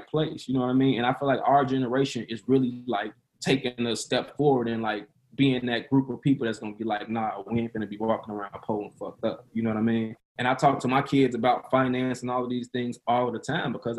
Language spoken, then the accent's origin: English; Maywood, Illinois, United States; also born or lived in South Side of Chicago / Broadview; I'm from the south side of Chicago, the projects, you know what I'm saying? Like, I grew up poor shit, you know what I'm saying? I was raised in Maywood